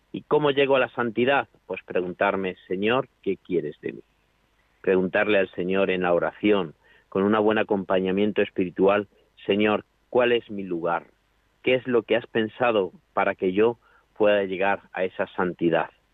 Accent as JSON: {"language": "Spanish", "area": "a town in Toledo", "region": "Castilla-La Mancha", "country": "Spain", "moved": "as an adult", "lives_now": "Alcuéscar, Spain", "said": "yo soy un pueblo de Toledo y estoy pues eso a 400 kilómetros"}